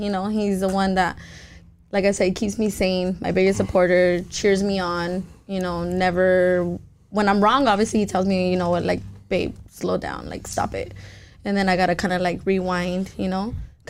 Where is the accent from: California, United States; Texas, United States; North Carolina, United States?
California, United States; Los Angeles; I am from South Central, full, so, you know? Yeah. I'm fucking loud. I grew up in the straight ghetto.